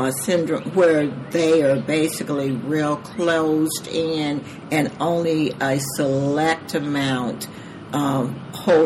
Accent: Georgia, United States; moved away as an adult; also born or lived in San Diego, California; now in South Carolina, United States; I am originally from Georgia, but my husband and I married early, and he joined the military, so we toured with him in a number of different countries and states

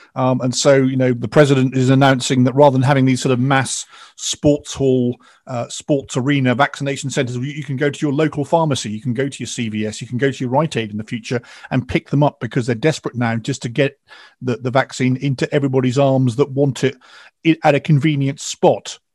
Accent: England, United Kingdom; I'm English

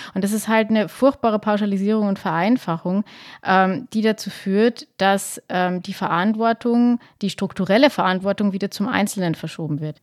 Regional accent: Lower Bavaria, Germany; Niederbayern. Ja. Wir sind beide äh, auf dem Land aufgewachsen

